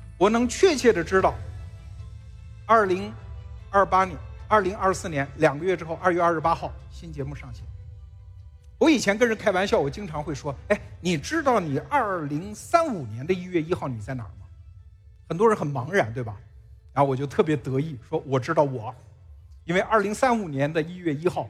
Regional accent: China; 我身为中国人，我身为华夏 儿女

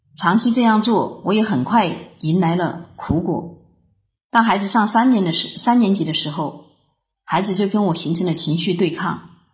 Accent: Foshan, Guangdong, China; 我是来自广东佛山的

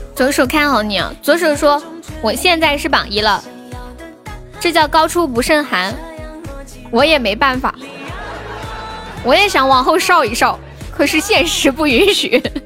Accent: Sichuan, China; 我是四川的

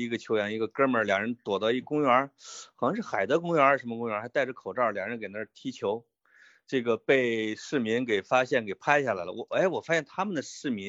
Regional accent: Henan, China; 哎，我们我们河南人确实是这样的哈。

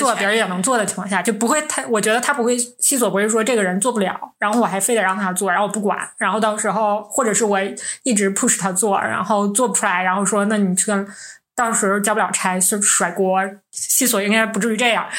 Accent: Northeast China, China; 我们是三个来自东北的 Ladies

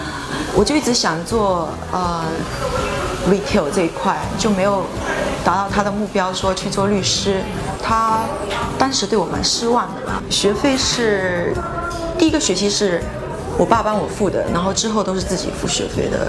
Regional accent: Fujian, China; also born or lived in Syracuse, United States; now in New York, United States; 特别是我们福建那边的人，就是很多时候我们不会讲英文，那我爸就他觉得是有苦说不出的那种感觉

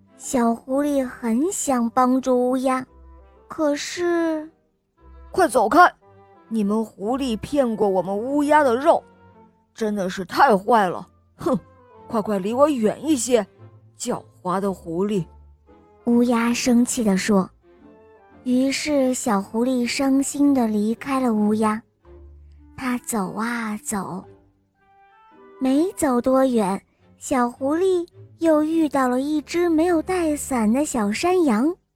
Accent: Taiyuan, Shanxi, China; 我今年四岁了，我来自山西太原

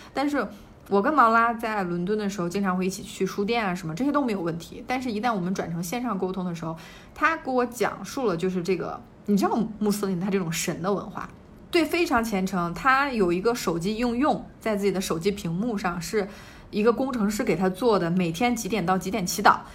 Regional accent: China; 我说：“你为什么不猜我是中国人呢？”

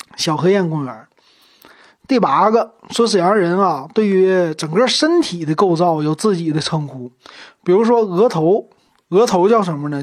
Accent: Shenyang, Liaoning, China; 从小就生在大东区，长在大东区

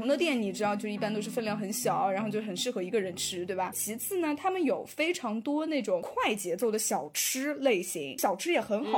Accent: Thailand; Chinese is a second language; 你知道我们的老家泰国最近不是因为要重新迎回它的那个旅游的高峰嘛？

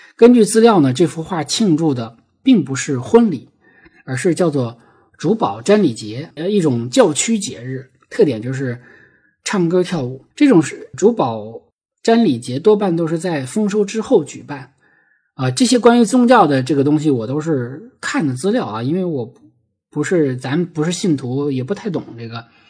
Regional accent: Heilongjiang, China; moved away; 我们黑龙江老家的这个雪乡

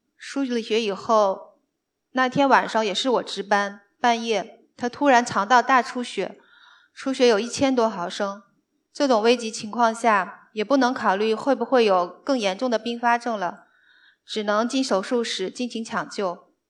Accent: northern China, China; moved away as an adult; now in Shanghai, China; 我是个北方人

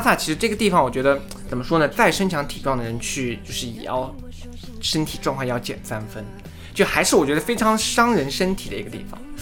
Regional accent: southern China, China; 我是南方人

